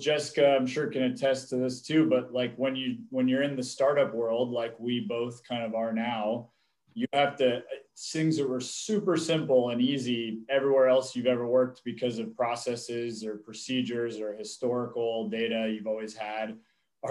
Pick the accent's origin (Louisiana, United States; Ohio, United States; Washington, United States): Washington, United States; Seattle; moved away; also born or lived in Los Angeles; I'm originally from Seattle, and so it's pretty serendipitous that I made my way back here